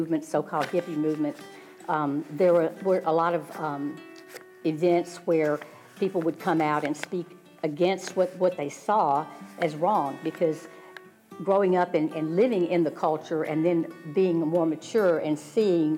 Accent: the South, United States; growing up in the South

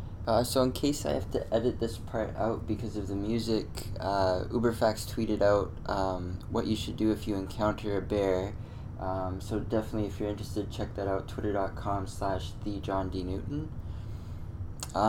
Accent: Canada; Servers automatically ask where in the States I'm from. I've never been prouder to correct them than I'm Canadian.

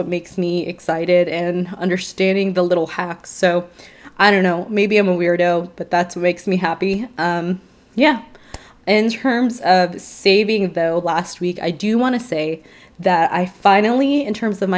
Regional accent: Chicago, Illinois, United States; moved away; I was raised in Chicago

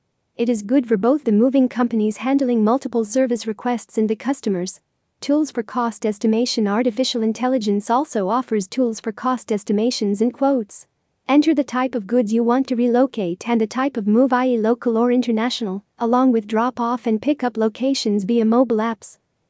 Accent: Rockville, Maryland, United States; from Rockville, Maryland, United States.

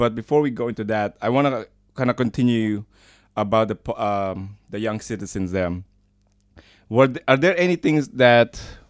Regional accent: United States; now in Leuven, Belgium; I'm from the States

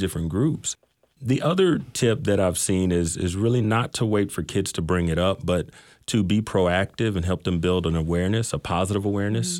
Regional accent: Mesquite, Texas, United States; I grew up in Mesquite

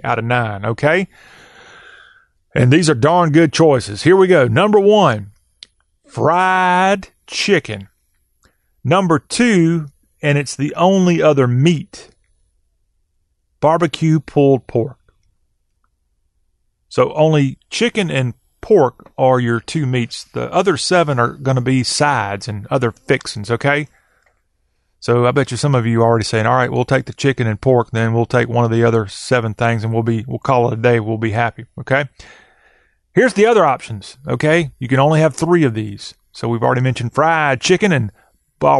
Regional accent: Lexington, South Carolina, United States; That's my hometown

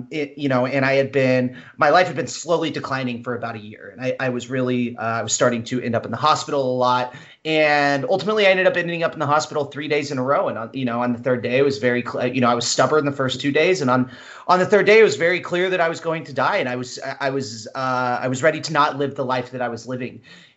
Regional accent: Midwest, United States; I grew up in the Midwest.

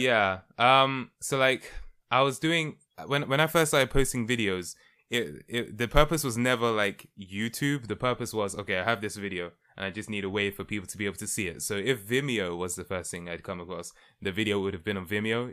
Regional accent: London, United Kingdom; I was born and raised in London, United Kingdom.

